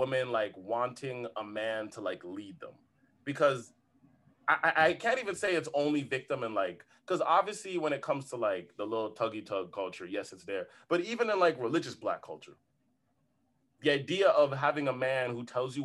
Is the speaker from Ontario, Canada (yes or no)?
yes; Toronto, Ontario, Canada; We've seen that growing up in Toronto